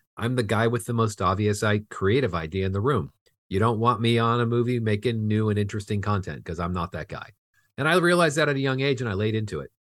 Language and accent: English; Fullerton, California, United States; I grew up in Fullerton, California, which is just in the border of L A and Orange County